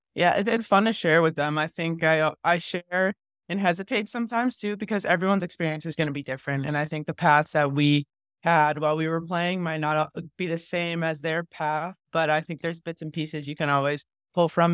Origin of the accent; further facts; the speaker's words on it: New England, United States; I grew up around New, so I played just town hockey